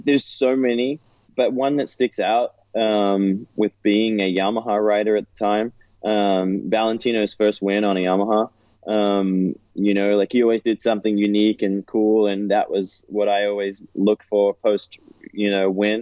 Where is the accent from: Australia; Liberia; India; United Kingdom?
Australia; also born or lived in California; now in United States; as a kid growing up in Aussie, I always felt like I was always around the beach